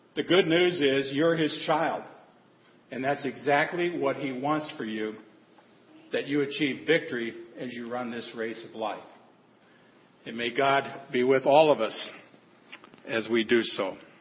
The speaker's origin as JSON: {"language": "English", "region": "Nebraska", "country": "United States", "tie": "born or raised there", "moved": "yes", "lives_now": "Texas, United States", "said": "I grew up in Nebraska, raised by my grandparents."}